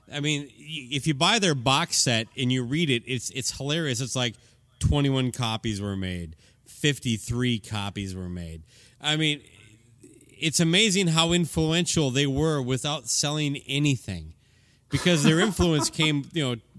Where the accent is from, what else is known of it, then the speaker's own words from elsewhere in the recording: Medford, Minnesota, United States; moved away; my hometown of Medford, Minnesota